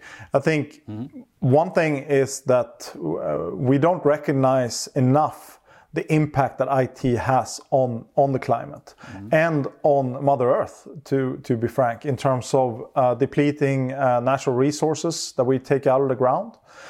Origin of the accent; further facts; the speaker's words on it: Stockholm, Stockholm County, Sweden; I grew up in Stockholm, center of Stockholm.